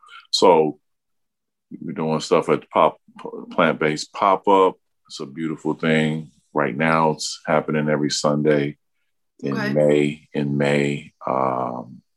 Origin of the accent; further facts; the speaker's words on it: Mississippi, United States; now in Minneapolis, United States; I'm originally from Mississippi myself